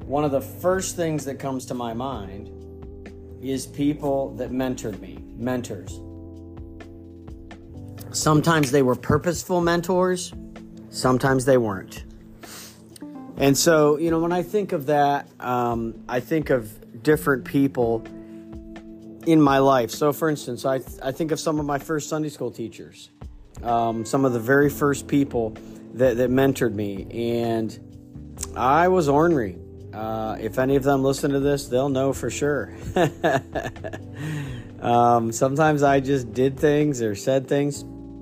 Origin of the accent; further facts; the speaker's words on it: Stryker, Ohio, United States; First Baptist Church of Stryker, Ohio, as I grew up in Awana and in youth group